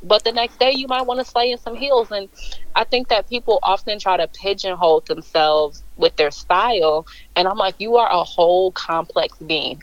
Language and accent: English; Chicago, Illinois, United States; born and raised in Chicago. I don't know if I can really say raised because um, when my parents divorced at age when I was seven, I ended up moving out to the suburbs